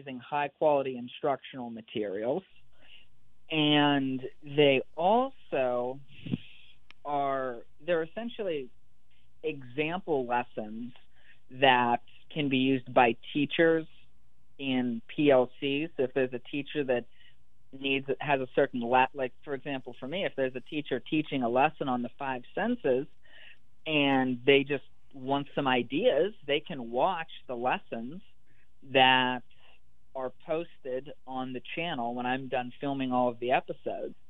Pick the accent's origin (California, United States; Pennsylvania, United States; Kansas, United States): Pennsylvania, United States; moved away as an adult; now in Mississippi, United States; So I'm from Pennsylvania, and I went to school close